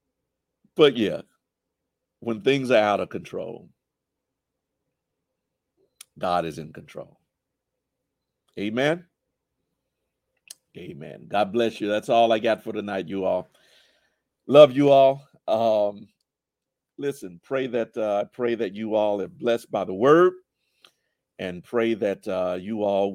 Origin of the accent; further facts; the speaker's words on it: Jackson, Mississippi, United States; We used to live in Georgetown, right across the street from Lanier High School